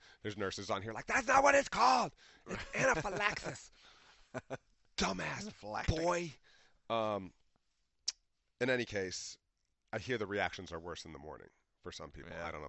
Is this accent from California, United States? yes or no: no; Ohio, United States; everybody been here, Ohio State, I'm from Ohio, you know